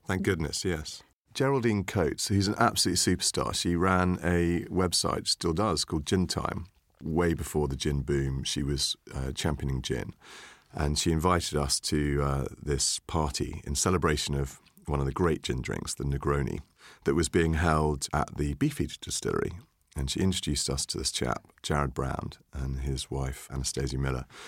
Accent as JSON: {"language": "English", "town": "St Ives", "region": "South West England", "country": "United Kingdom", "tie": "born or raised there", "said": "we grew up together in Cornwall. I, um, uh, come from near Saint Ives"}